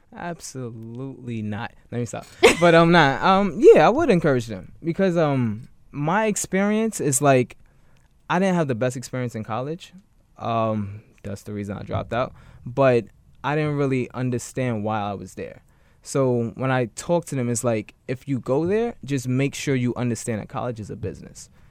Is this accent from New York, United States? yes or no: yes; New York City, New York, United States; I grew up in Bed-Stuy before it was quote unquote gentrified